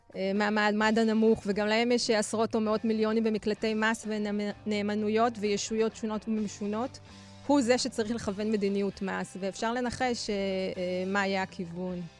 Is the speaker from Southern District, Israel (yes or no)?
no; Bnei Brak, Tel Aviv District, Israel; גדלתי בבני ברק